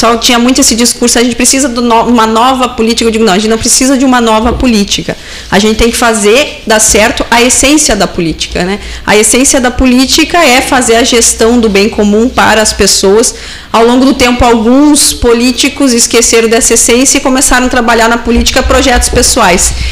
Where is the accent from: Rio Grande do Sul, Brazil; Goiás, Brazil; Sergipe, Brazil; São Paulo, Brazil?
Rio Grande do Sul, Brazil; Santa Maria; Ah, eu sou natural de Santa Maria ah. e a ah. minha irmã é de São Pedro do Sul, lá da região central.